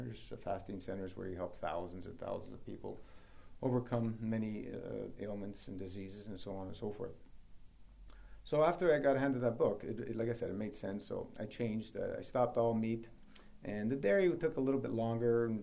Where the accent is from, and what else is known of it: Toronto, Ontario, Canada; born or raised there